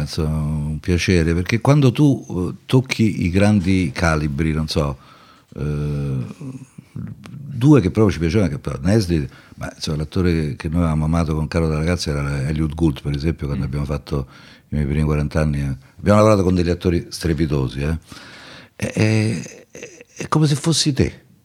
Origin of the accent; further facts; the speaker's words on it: Rome, Lazio, Italy; also born or lived in Milan; sono romano